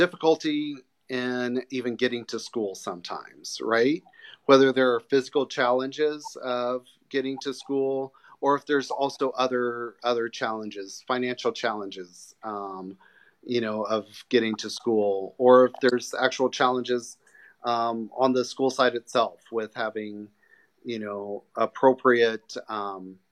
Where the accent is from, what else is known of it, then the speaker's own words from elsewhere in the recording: Missouri, United States; moved away as an adult; also born or lived in New York / Dominica; I was born in Missouri and grew up in Missouri